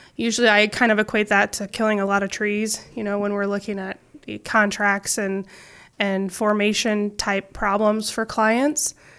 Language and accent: English; Council Bluffs, Iowa, United States; I grew up in Council Bluffs